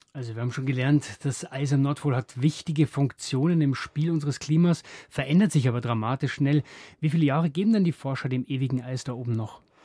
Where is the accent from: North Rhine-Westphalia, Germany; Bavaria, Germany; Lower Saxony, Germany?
Bavaria, Germany; bei uns in Bayern